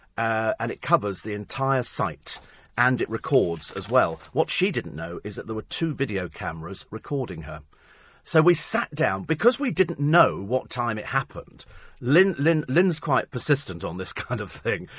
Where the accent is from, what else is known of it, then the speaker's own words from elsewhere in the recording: Twickenham, London, United Kingdom; I come from Twickenham in Middlesex